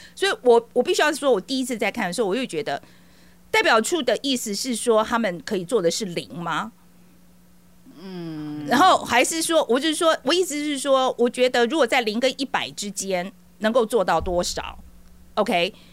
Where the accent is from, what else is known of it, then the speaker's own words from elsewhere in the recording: Taiwan; moved away; 我也是台湾的侨民，哦，啊，也是二十几年时间